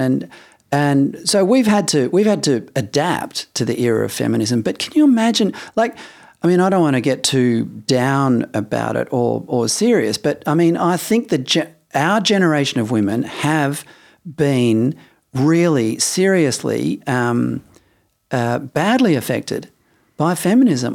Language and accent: English; Perth, Western Australia, Australia; moved away as an adult; also born or lived in Adelaide; I'd only just arrived in Adelaide 'cause I grew up in Perth.